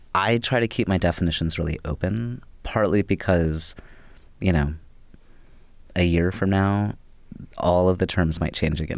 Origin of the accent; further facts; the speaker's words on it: Louisville, Kentucky, United States; moved away as an adult; also born or lived in Bloomington, Indiana; I grew up in Louisville, Kentucky, and moving to Bloomington, Indiana, it was the first, it was the first place that I moved away from